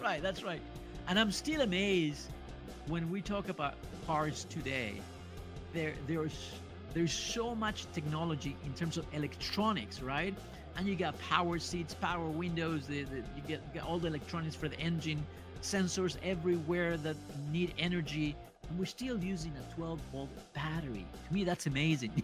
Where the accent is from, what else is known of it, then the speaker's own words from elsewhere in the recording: Monterrey, Nuevo León, Mexico; now in Los Angeles, United States; I'm from Monterrey, Mexico.